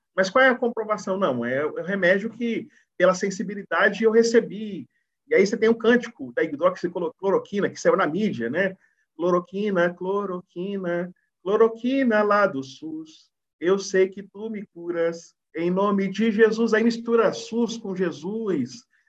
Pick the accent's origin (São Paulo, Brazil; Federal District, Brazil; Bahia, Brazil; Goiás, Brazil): Bahia, Brazil; Eu sou da Bahia